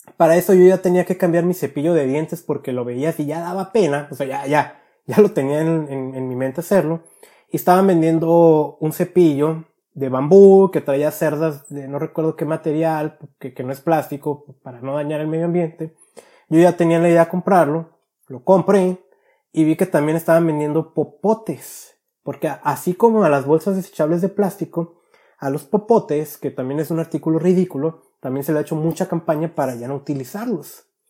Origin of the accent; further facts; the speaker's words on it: Guadalajara, Jalisco, Mexico; mi niñez en Guadalajara